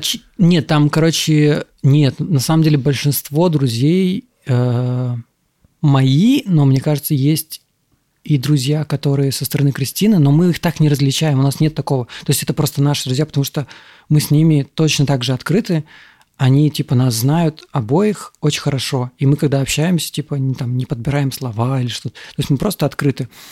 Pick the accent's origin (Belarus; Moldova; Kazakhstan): Moldova; also born or lived in Russia; now in Thailand; я родился в Молдове